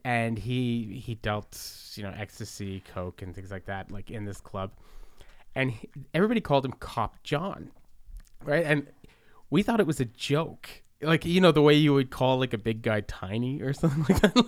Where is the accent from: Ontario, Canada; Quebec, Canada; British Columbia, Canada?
Quebec, Canada; Montreal; when I was a kid growing up in the Southwest in Verdun